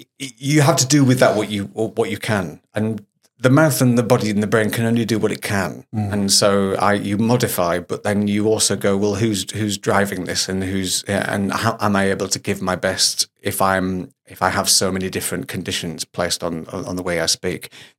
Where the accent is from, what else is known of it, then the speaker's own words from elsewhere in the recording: Hull, Yorkshire and the Humber, United Kingdom; When I start to talk about my hometown of Hull, I do get a little bit stronger. But I've standardised my accent.